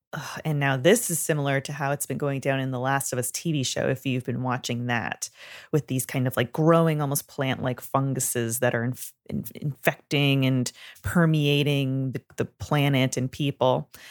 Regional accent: Canada; I'm from Canada

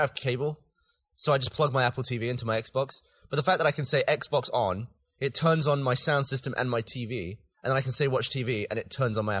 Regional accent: United Kingdom; accent: British; my funny British accent.

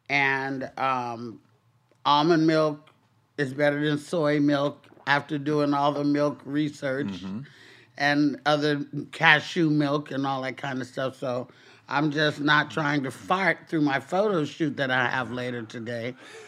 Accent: Arkansas, United States; born there; I was born in Arkansas, so a little southern twang don't it's not foreign to me.

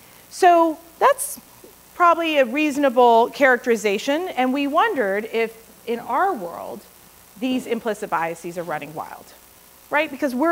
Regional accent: India; Everybody's going to want them. I'm Indian.

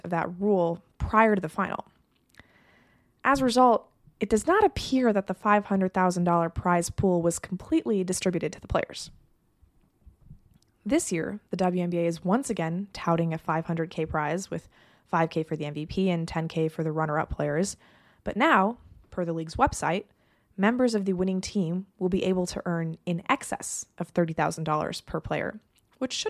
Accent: Los Angeles, California, United States; my hometown team, the Los Angeles

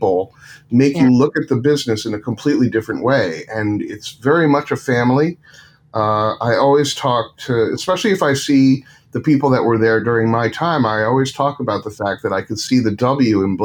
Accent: Westchester County, New York, United States; I grew up in Westchester County, and Jewish

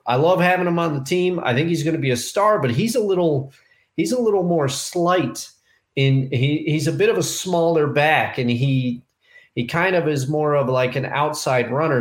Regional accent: Albany, New York, United States; my hometown

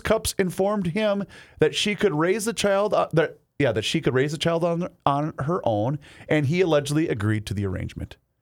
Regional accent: Faribault, Minnesota, United States; moved away; when I was growing up in Faribault

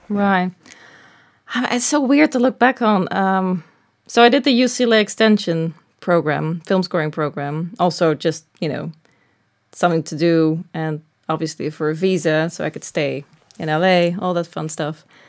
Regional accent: Netherlands; moved away as an adult; now in Los Angeles, United States; I'm from the Netherlands

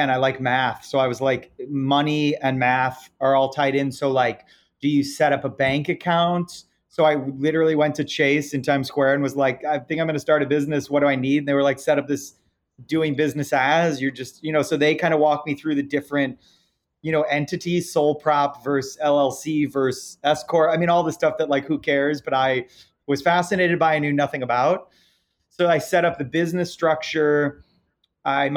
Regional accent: Detroit, Michigan, United States; moved away as an adult; now in New York City, United States; I grew up in Detroit, Michigan, or outside of Detroit, Michigan

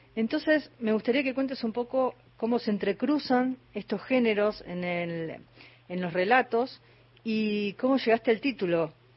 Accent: Mar del Plata, Buenos Aires Province, Argentina; moved away; Yo pasé toda mi infancia en Mar de Plata, tengo mis primos allá

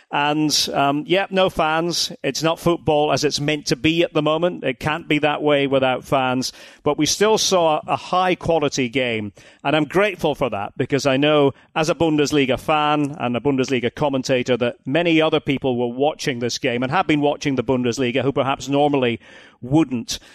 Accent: Aberdeen, Scotland, United Kingdom; as an Aberdonian, uh, Aberdeen, my city, on the North Sea coast, northeast of Scotland

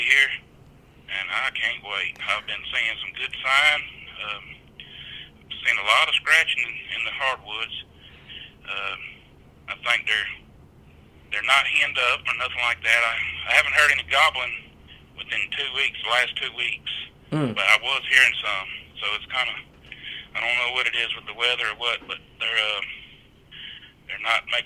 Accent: South Louisiana, United States; now in Alabama, United States; I grew up in South Louisiana.

